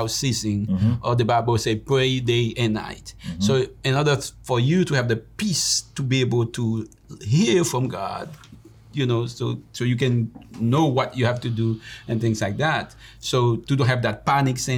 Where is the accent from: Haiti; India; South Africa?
Haiti; the way that we grew up in Haiti